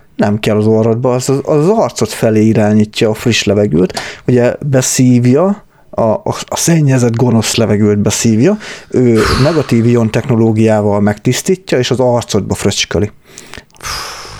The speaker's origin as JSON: {"language": "Hungarian", "country": "Hungary", "said": "mi, mi ma-, magyarok vagyunk"}